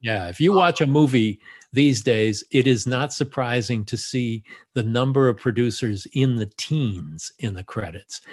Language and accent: English; Los Angeles, California, United States; I was born in Los Angeles, so I'm a native